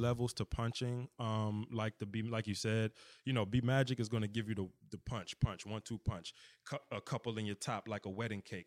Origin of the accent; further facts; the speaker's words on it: United States; accent: DMV; my D M V or whatever accent